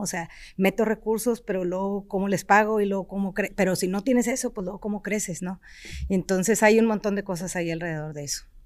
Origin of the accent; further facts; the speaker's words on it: Mexico; also born or lived in Germany; yo soy felizmente mexicana y me regresé